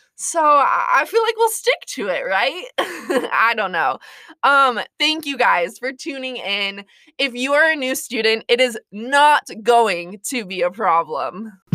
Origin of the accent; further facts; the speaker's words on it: Montana / South Dakota, United States; I am from Montana slash South Dakota